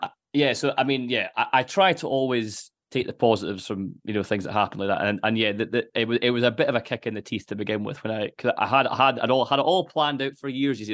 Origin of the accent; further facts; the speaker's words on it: Dundee, Scotland, United Kingdom; growing up in Dundee